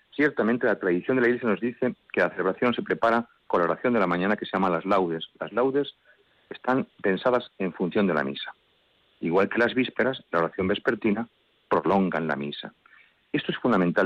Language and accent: Spanish; Madrid, Community of Madrid, Spain; Mi párroco fue una bendición de Dios en la parroquia donde nací, en Santa María la Blanca, en Canillejas